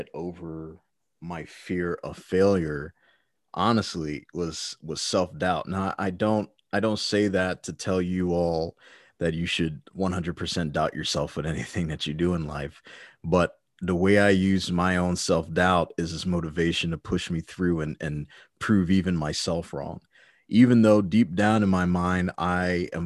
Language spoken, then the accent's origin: English; Maryland, United States; growing up in Maryland as a child